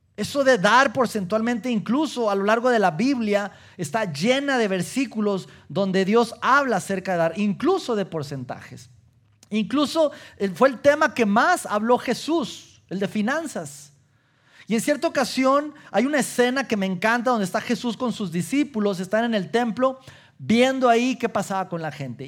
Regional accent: Mexico; como latinos, como mexicanos

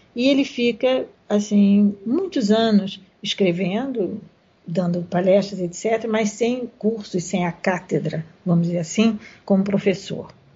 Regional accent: Brazil; nós que somos brasileiros

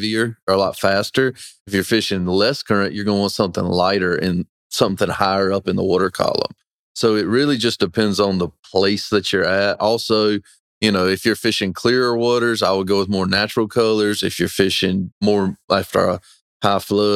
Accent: Weldon, North Carolina, United States; I grew up in Weldon fishing a fluke for striped bass

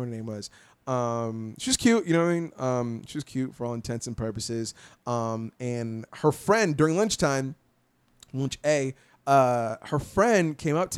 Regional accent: Orlando, Florida, United States; born or raised there

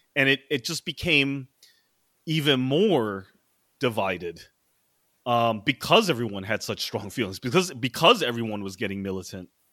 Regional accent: Maryland suburbs of D.C., United States; now in New York City, United States; I grew up in the Maryland suburbs of D C

